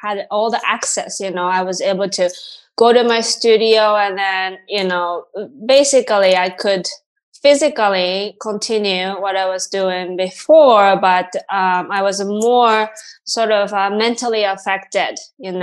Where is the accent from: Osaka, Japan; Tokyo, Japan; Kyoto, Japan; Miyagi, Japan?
Tokyo, Japan; moved away as an adult; also born or lived in Massachusetts / Boston; now in New York, United States; my home, Tokyo, you know, so it's been 20 years away from my home country